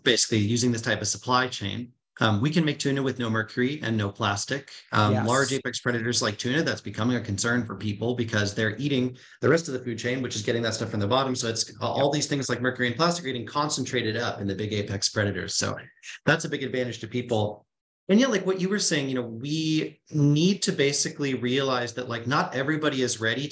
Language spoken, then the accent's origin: English; North Shore of Boston, Massachusetts, United States; moved away; I grew up on the North Shore of Boston.